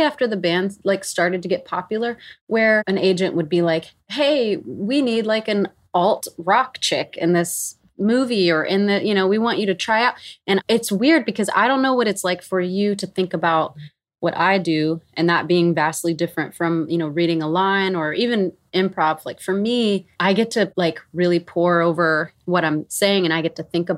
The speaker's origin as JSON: {"language": "English", "town": "Meridian", "region": "Mississippi", "country": "United States", "tie": "born or raised there", "also_born_or_lived": "Nashville, Tennessee", "moved": "yes", "said": "my actual memories of growing up in Mississippi"}